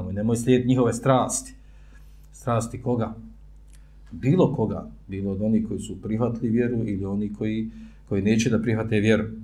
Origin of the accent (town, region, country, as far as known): Bosnia & Herzegovina